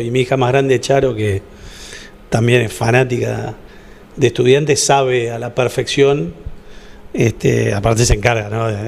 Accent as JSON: {"language": "Spanish", "country": "Argentina", "said": "De Argentina"}